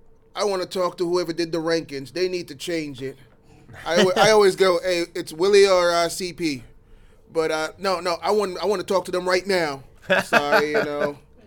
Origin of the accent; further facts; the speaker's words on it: Jamaica; I like my bright colors. I'm Jamaican. We like our colors.